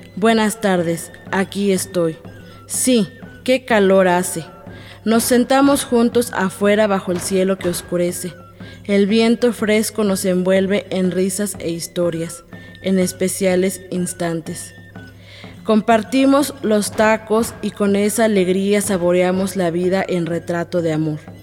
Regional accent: Atlequizayán, Puebla, Mexico; first language Totonac; Spanish is a second language; Yo soy de Atlequizayán, Puebla, una comunidad que se encuentra en la sierra norte del estado. Y pues yo hablo totonaco desde que soy niña

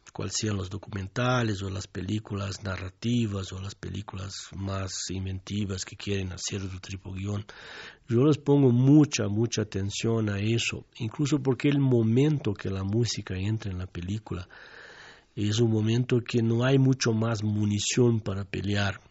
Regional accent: southern Brazil, Brazil; Spanish is a second language; moved away as an adult; also born or lived in Mexico; yo vengo desde el sur de Brasil

